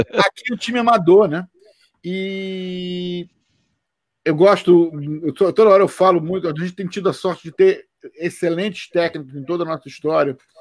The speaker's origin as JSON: {"language": "Portuguese", "country": "Brazil", "moved": "yes", "lives_now": "United States", "said": "eu sou brasileiro"}